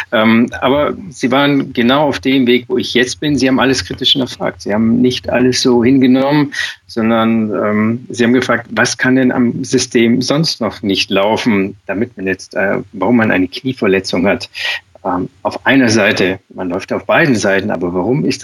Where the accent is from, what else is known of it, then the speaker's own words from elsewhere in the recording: Schwangau, Bavaria, Germany; Ich komme aus dem Allgäu, aus Schwangau.